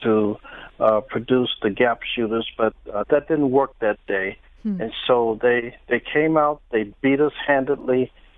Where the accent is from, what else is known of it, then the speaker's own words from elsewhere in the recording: St. Louis, Missouri, United States; I grew up in St. Louis at Sumner High School, and then I went to St. Louis University